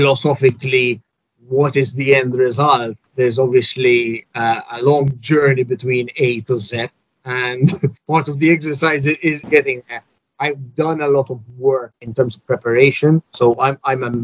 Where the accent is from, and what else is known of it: Malta; born or raised there; first language English